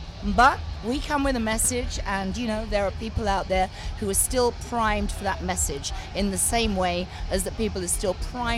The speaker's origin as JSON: {"language": "English", "region": "England", "country": "United Kingdom", "said": "We're English."}